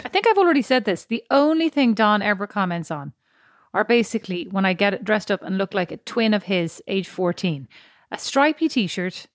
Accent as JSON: {"language": "English", "country": "Ireland"}